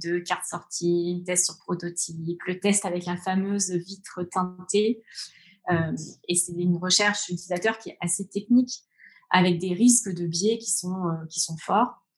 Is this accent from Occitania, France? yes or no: no; Orléans, Centre-Val de Loire, France; moved away as an adult; moi, je suis d'Orléans. Euh, j'ai grandi à la campagne, en bord de Loire. Euh, j'y suis restée jusqu'à mes, 20 ans.